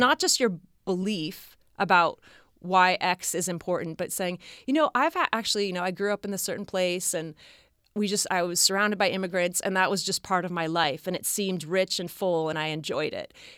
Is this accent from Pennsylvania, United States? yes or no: no; near San Francisco, California, United States; I grew up in near San Francisco